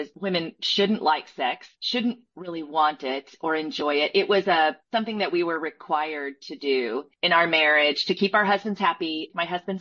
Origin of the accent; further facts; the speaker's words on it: Southeastern United States, United States; I was raised in the Southeastern United States